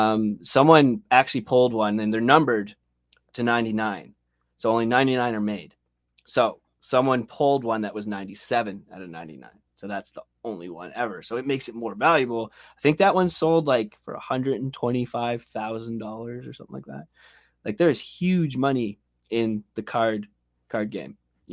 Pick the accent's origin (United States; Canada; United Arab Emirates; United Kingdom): Canada; Saint John, New Brunswick; Yeah, we're from St. John, New Brunswick.